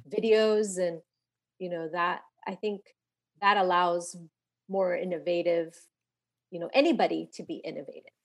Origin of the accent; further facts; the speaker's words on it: Los Angeles, California, United States; also born or lived in San Fernando; grew up here in the Northeast San Fernando Valley in Pacoima